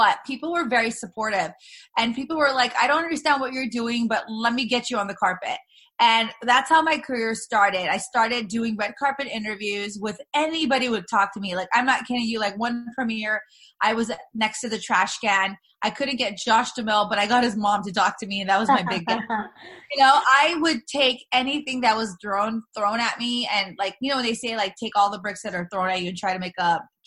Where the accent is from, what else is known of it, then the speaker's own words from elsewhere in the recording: Los Angeles, California, United States; I'm born and raised in LA. All my family's here